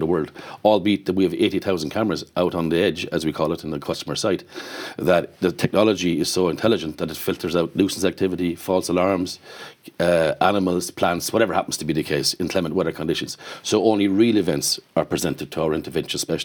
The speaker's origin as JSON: {"language": "English", "area": "Kerry", "region": "Munster", "country": "Ireland", "tie": "born or raised there", "said": "I grew up in Kerry on a family farm."}